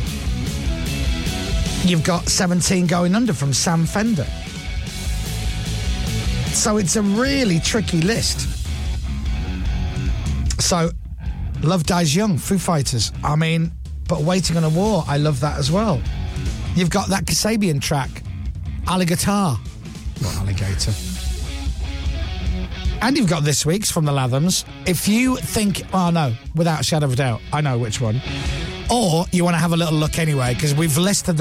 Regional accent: Leeds, Yorkshire and the Humber, United Kingdom; I'm from Leeds

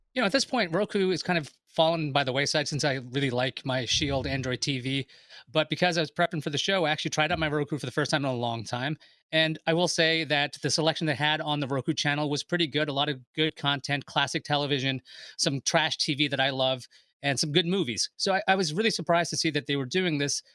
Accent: New York City, New York, United States; I'm from Queens

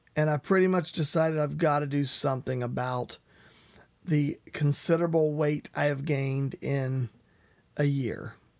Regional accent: West Virginia, United States; I am from West Virginia.

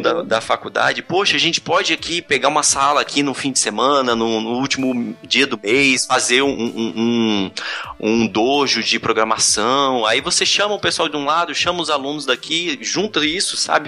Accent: Brasília, Federal District, Brazil; eu sou daqui de Brasília

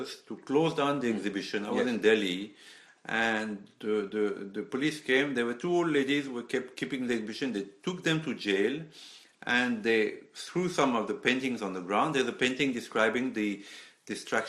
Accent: Paris, Île-de-France, France; now in India; I was born near Les Invalides

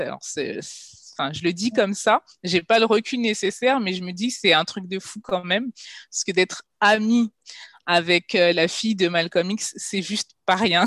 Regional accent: Guadeloupe; also born or lived in Paris region, France; now in Ghana; étant guadeloupéenne

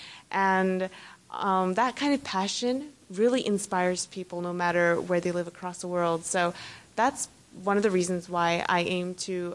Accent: United States; moved away; performing here for my first time in my my home country is a miracle for me

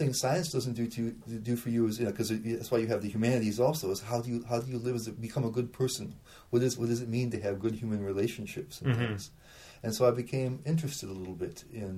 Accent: Michigan, United States; I grew up in Michigan.

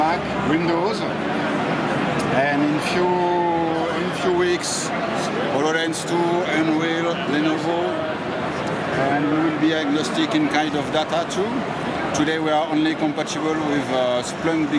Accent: Paris, Île-de-France, France; I'm from Paris, France

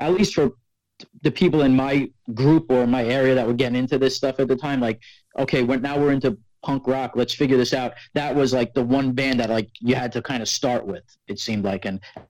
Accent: New York City, New York, United States; we're from Staten Island, New York

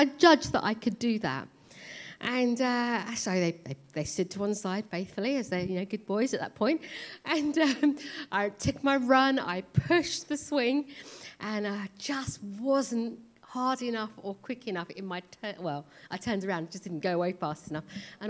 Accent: India; moved away; So I'm obviously Indian, and I was born in India, came to this country, raised in a Sikh family.

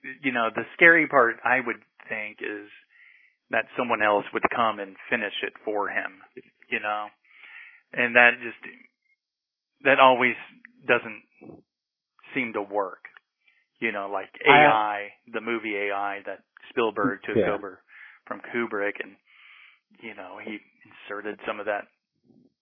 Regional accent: Norman, Oklahoma, United States; moved away as an adult; also born or lived in Los Angeles / New York; Born in Oklahoma City, but moved to Norman when I was two. So Norman, you know, is my hometown for sure.

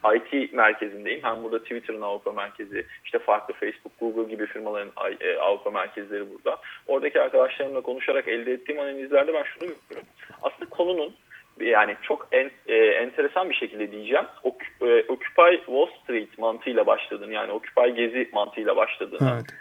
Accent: Turkey; moved away as an adult; yaklaşık bir yıldır yurt dışında yaşayan bir Türk olarak

